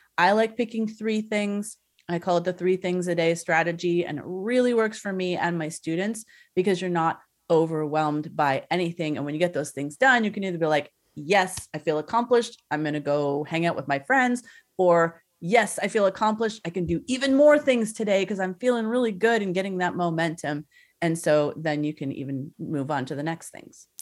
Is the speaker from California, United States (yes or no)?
yes; Southern California, United States; I'm from Southern California